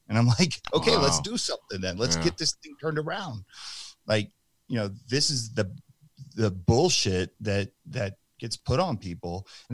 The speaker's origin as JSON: {"language": "English", "region": "New Jersey", "country": "United States", "moved": "yes", "said": "I'm from New Jersey"}